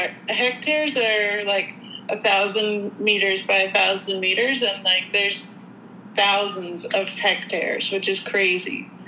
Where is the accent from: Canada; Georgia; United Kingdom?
Canada; I'm Canadian